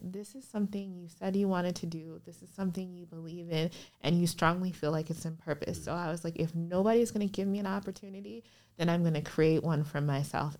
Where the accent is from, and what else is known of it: Minnesota, United States; born or raised there; moved away as an adult; also born or lived in Liberia / Chicago